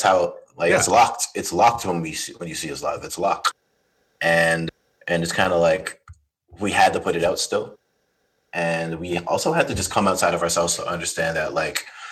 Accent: Toronto, Ontario, Canada; I'm from Toronto. Like, there's a lot of just scenesters here

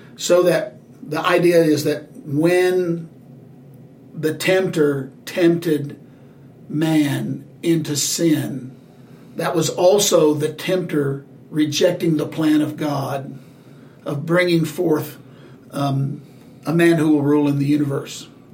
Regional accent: the South, United States; Growing up in the South, growing up in in the uh, the gospel being taught around the heaven and hell dichotomy

